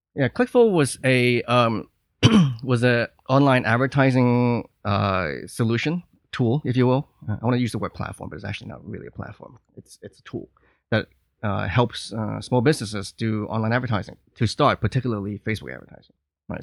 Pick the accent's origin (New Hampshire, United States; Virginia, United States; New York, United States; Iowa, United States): New York, United States; moved away as an adult; now in Hong Kong; I'm from New York